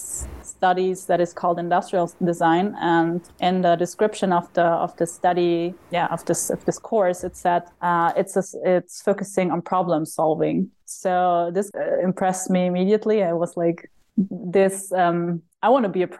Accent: South Tyrol, Trentino-Alto Adige, Italy; I'm from the German-speaking part of Italy, so known as South Tyrol. Growing up in the Dolomites

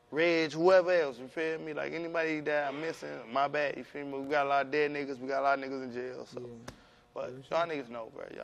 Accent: Cleveland, Ohio, United States; … with bitch I'm from Cleveland.

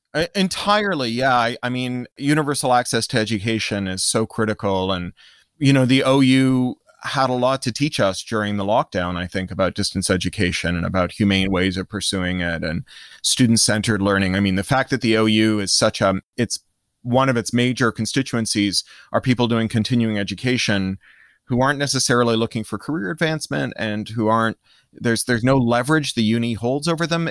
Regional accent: Canada; moved away; also born or lived in United States / United Kingdom; I grew up in Canada and then in the U S and then spent thirteen years in the U K

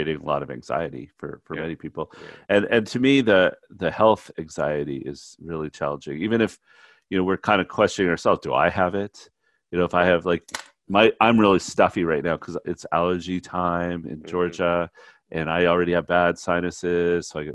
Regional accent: Canada; moved away; as a Canadian

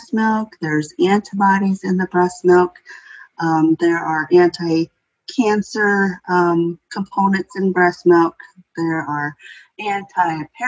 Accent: White Earth Reservation, Northwest Minnesota, United States; moved away; also born or lived in Twin Cities, Minnesota; originally, I am from the White Earth Reservation in Northwest Minnesota

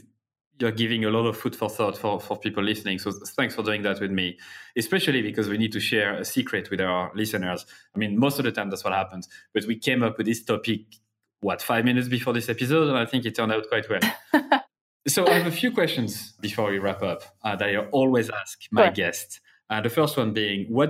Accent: Clermont-Ferrand, Auvergne-Rhône-Alpes, France; I'm from Clermont-Ferrand in France, Clermont.

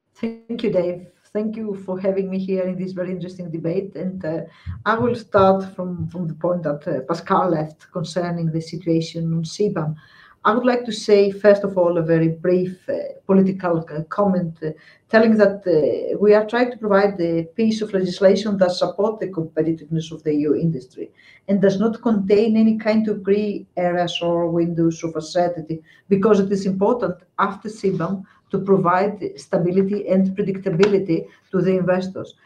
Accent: Greece; my home country, Greece

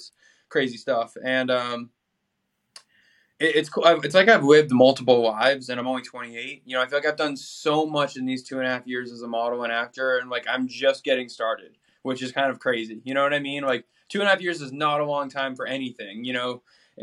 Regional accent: Boston, Massachusetts, United States; moved away; growing up in Boston

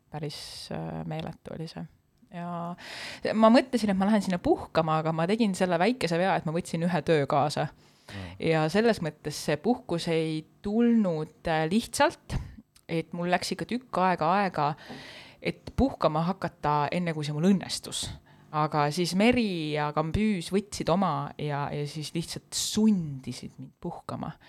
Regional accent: Saare County, Estonia; ma olen saarlane

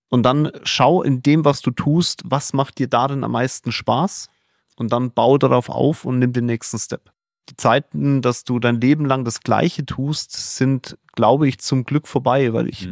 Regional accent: Germany; hier bei uns in Deutschland

